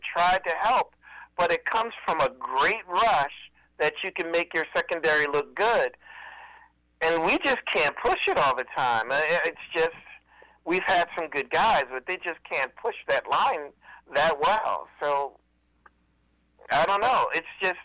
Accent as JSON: {"language": "English", "region": "Pennsylvania", "country": "United States", "said": "I'm from Pennsylvania"}